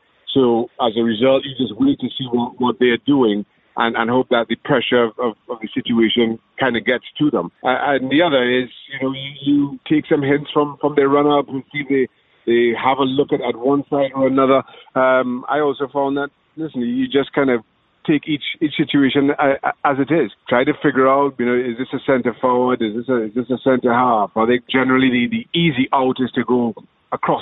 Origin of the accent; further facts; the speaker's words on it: Trinidad & Tobago; moved away; Growing up in Trinidad and Tobago